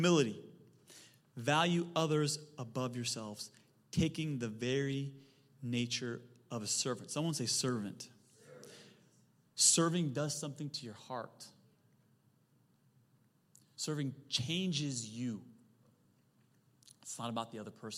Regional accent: Silicon Valley, California, United States; I'm from Silicon Valley

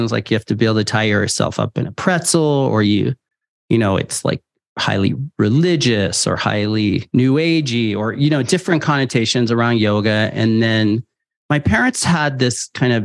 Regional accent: San Francisco, California, United States; I was born and raised in San Francisco

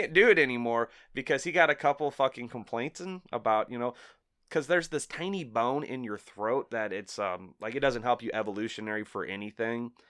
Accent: Collinsville, Illinois, United States; I grew up in Collinsville

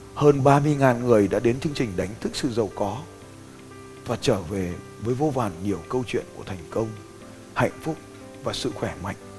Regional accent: Vietnam; tên tuổi của tôi, một người Việt Nam

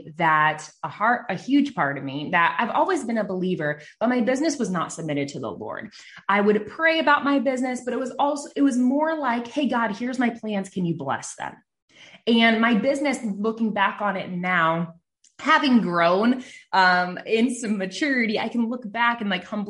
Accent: Nebraska, United States; I'm from Nebraska, and I live in a small town

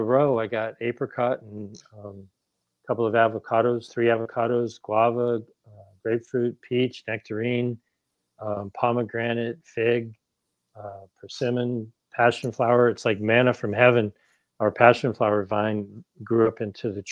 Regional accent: Ohio, United States; also born or lived in New England; now in Los Angeles, United States; I grew up in Ohio and I lived in New England.

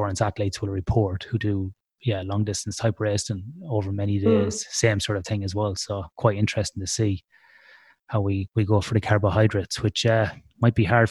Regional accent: Ireland; I'm Irish

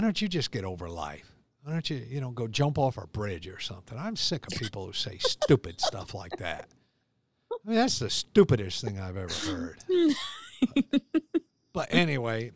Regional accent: United States; seven lakes in my hometown of Ballantyne

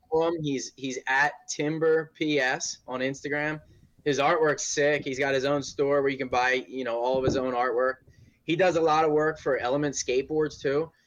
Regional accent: Philadelphia, Pennsylvania, United States; now in Portland, United States; I'm from Philly

